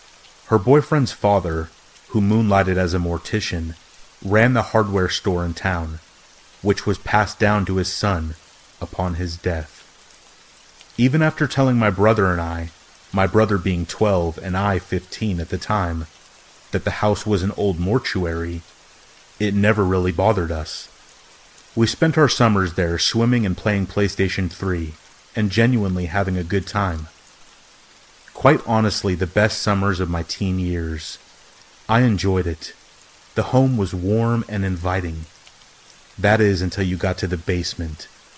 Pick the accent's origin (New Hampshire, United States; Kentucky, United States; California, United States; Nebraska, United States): Nebraska, United States; also born or lived in Arizona; I'm originally from Arizona, but I grew up in Nebraska, in a small town about an hour south of the South Dakota border.